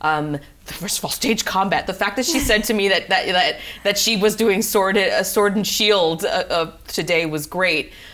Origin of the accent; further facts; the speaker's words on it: New York City, New York, United States; I am originally from the Bronx, New York.